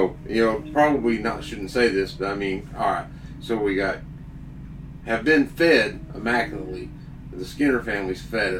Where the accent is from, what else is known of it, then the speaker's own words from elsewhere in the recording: Georgetown, United States; I'm from Georgetown.